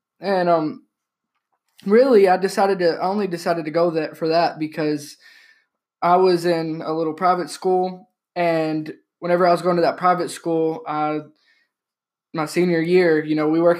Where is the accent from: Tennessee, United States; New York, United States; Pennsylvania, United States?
Tennessee, United States; I'm from Tennessee